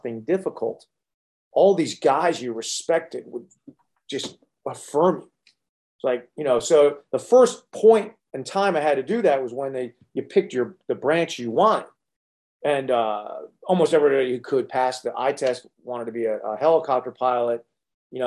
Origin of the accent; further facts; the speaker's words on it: Connecticut, United States; I was raised in Connecticut